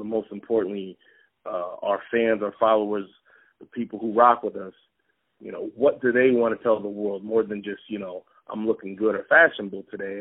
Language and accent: English; Pennsylvania, United States; I'm from Pennsylvania